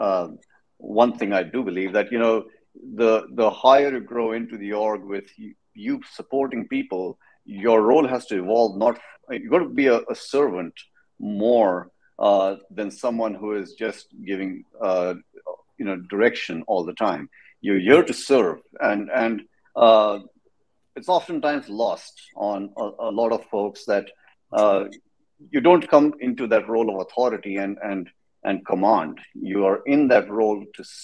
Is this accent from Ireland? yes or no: no; India; moved away as an adult; also born or lived in Texas, United States; now in San Antonio, United States; I'm from India. Come from a place of over a billion people. Love that country. Did my undergrad as a computer engineer. Came to the States in about, I don't know, a long time ago, 22 years ago.